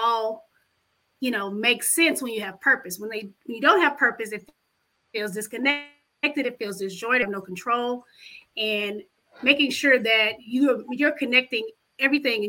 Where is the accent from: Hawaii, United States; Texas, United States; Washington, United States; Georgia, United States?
Texas, United States; Dallas; also born or lived in Houston, Texas / New York; I grew up here in Dallas, Texas, been educated in Houston and New York